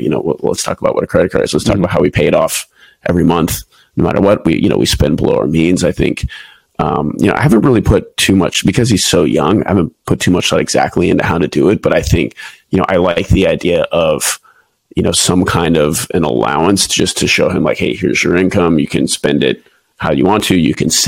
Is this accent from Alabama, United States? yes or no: no; Houston, Texas, United States; moved away as an adult; also born or lived in Pensacola, Florida / Japan; now in San Diego, United States; I'm originally from Houston, Texas.